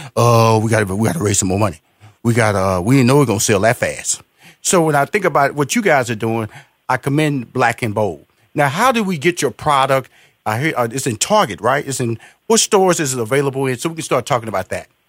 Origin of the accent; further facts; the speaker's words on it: Houston, Texas, United States; I'm from Houston, Texas, big barbecue country